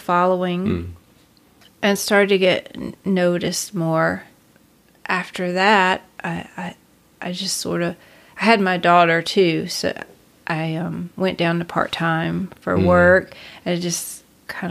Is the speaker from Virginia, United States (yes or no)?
no; Kinston, North Carolina, United States; I grew up in Kinston, North Carolina.